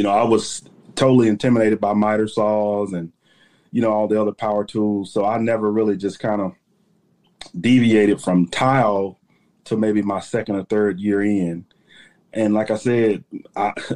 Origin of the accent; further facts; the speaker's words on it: Shreveport, Louisiana, United States; I'm from Shreveport, Louisiana, born and raised in Louisiana. I'm a Southern boy.